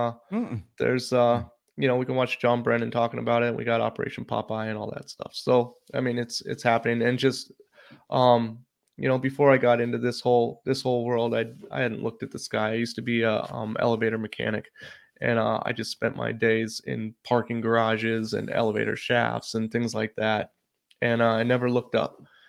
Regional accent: Oregon, United States; I grew up in Oregon, you know, nobody had an AC when I was little.

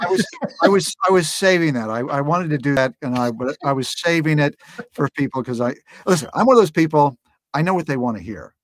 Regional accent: Los Angeles, California, United States; grew up in Los Angeles. So it's, it's, it's, it's my home.

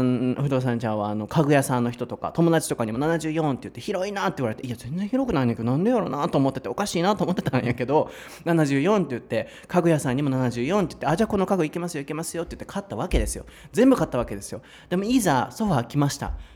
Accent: Osaka, Japan; 僕はね、生まれも育ちも大阪、大阪人

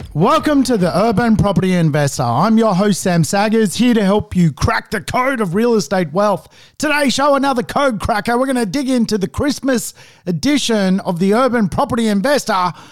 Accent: Sydney, New South Wales, Australia; I'm obviously from Sydney.

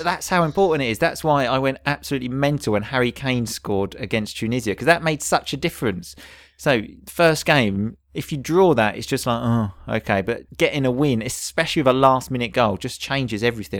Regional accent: England, United Kingdom; we are English.

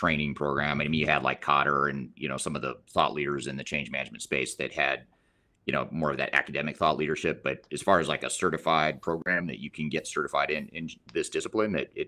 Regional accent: Colorado, United States; but yet we're both from Colorado too.

